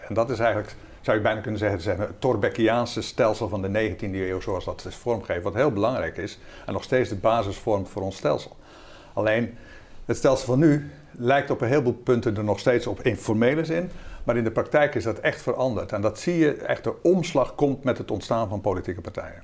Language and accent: Dutch; Zeeland, Netherlands; moved away; ik kom zelf oorspronkelijk uit Zeeland